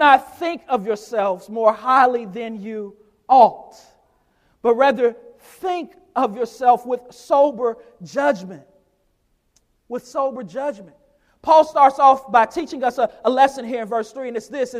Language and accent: English; United States; especially as American Christians